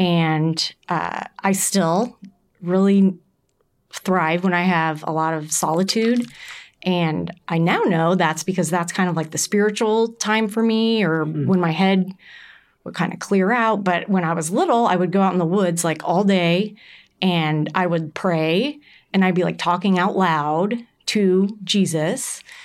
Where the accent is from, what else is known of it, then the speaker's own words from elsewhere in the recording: Carmel, Indiana, United States; I grew up here in Carmel